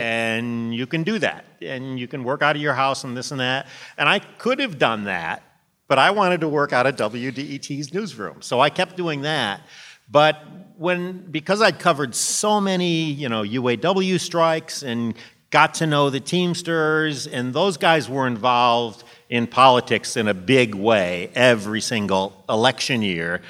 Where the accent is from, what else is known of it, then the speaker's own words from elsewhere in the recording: Monroe, Michigan, United States; moved away as an adult; now in Washington, D.C., United States; my hometown in Monroe, Michigan